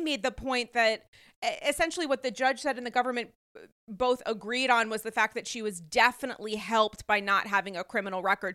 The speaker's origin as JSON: {"language": "English", "region": "Rhode Island", "country": "United States", "tie": "born or raised there", "said": "I was raised in Rhode Island"}